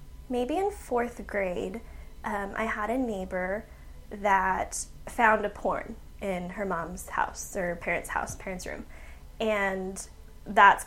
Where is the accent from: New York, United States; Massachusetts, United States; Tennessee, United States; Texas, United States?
Texas, United States; San Antonio; I am born and raised in San Antonio